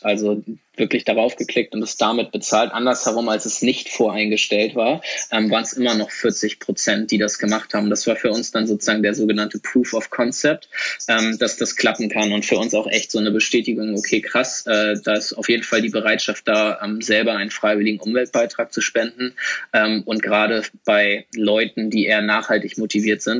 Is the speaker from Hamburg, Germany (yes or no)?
yes; Hamburg, Germany; also born or lived in Sweden; ich komme nämlich auch aus Hamburg